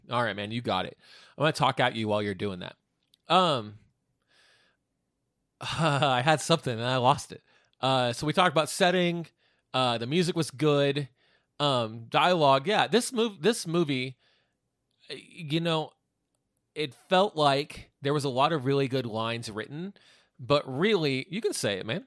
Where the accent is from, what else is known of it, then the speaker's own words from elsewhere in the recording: Wichita, Kansas, United States; we're from Wichita